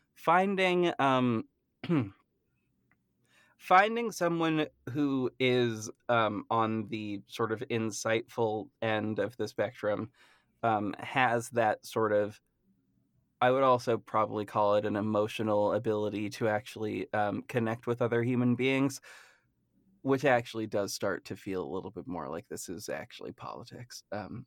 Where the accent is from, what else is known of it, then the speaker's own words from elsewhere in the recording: Massachusetts, United States; I am from Massachusetts